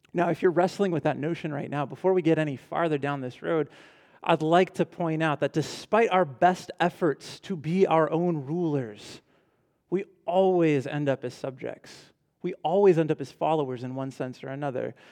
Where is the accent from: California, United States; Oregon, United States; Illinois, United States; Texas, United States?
California, United States; Ventura; I grew up in Ventura, so it's about two hours north of here, a little beach town